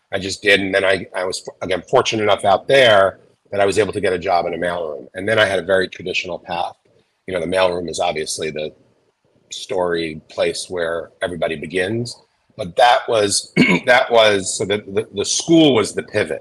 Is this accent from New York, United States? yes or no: yes; New York City, New York, United States; I grew up in Queens